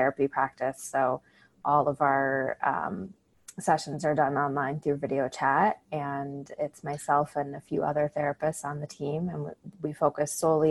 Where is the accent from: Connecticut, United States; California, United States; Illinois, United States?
Illinois, United States; Chicago; moved away; I grew up outside of Chicago, the northern suburbs.